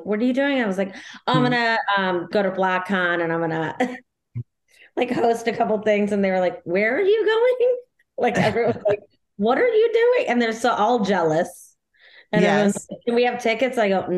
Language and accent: English; Chicago, Illinois, United States; born or raised there